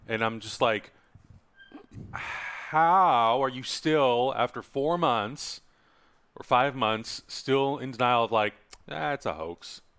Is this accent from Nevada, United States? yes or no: no; San Diego, California, United States; I'm from San Diego